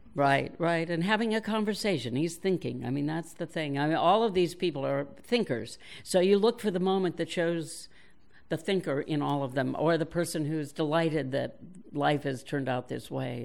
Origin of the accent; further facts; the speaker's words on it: New York, United States; moved away; I was born in New York, and I am still a New Yorker